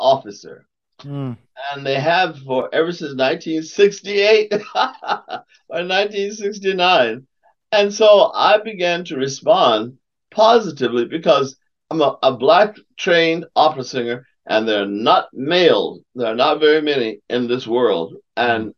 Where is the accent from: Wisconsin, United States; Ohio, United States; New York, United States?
Ohio, United States; Youngstown; I came from Youngstown, Ohio, under the bridge place. There's a ghetto there in the bottom. They called it in the bottom. And I lived there from the time I was 5, 6 years old until I went away to Oberlin